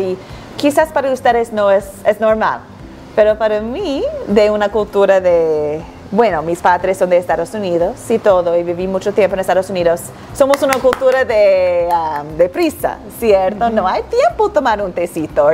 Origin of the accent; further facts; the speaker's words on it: Antigua & Barbuda; also born or lived in United States / Chile; now in Quito, Ecuador; nací y crecí en la isla de Antigua y Barbuda, entonces soy una mujer del Caribe